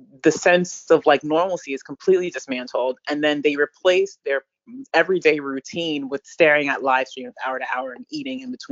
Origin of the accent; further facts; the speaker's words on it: Jamaica; I'm Jamaican